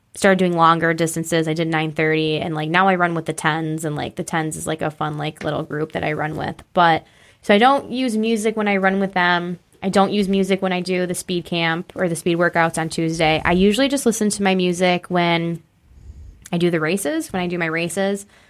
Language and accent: English; East Bethany, New York, United States; also born or lived in Batavia, New York / Rochester, New York; East Bethany, New York is my hometown